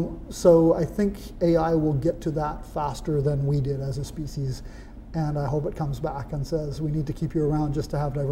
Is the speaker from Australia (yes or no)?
no; Papua New Guinea; I was raised in Papua New Guinea, where we have more than 800 completely different cultures, languages, ways to be a good human being